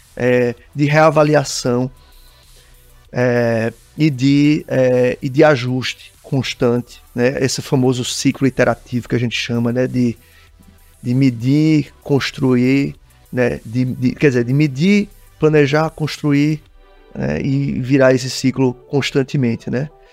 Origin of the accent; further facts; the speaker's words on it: Pernambuco, Brazil; eu sou pernambucano, pernambucano é caseiro pra caramba